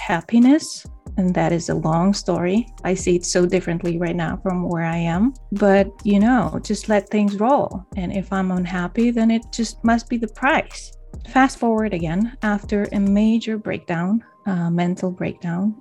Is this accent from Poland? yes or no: yes; Poland; moved away as an adult; also born or lived in Denmark; I moved to another country, to my home country